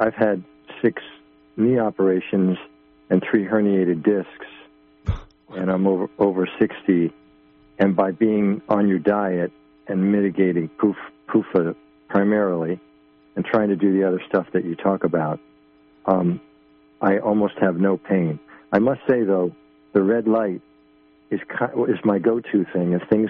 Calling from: Buffalo, New York, United States; Buffalo, John.

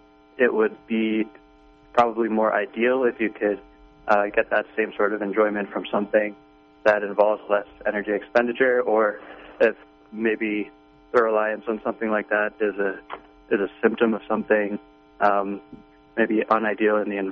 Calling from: Utah, United States; Hi, this is a caller from Utah again.

